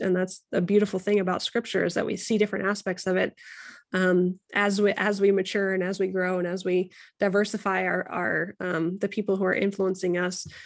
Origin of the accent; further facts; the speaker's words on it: United States; we're both white, we're both American